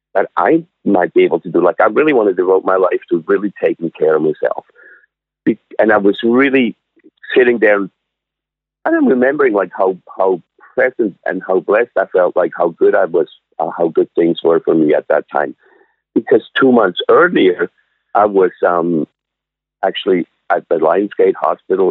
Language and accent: English; Switzerland; moved away as an adult; also born or lived in North Vancouver, Canada; now in Sunshine Coast, Canada; I'm originally from Switzerland. I was born in Switzerland and I was born and raised, and I came over to Canada when I was 20.